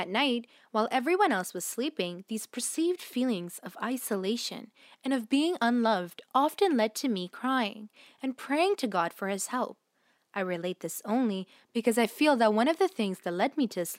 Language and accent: English; Miami, Florida, United States; Growing up in Miami, Florida in the 1950s, I was exposed to quite a lot of injustice.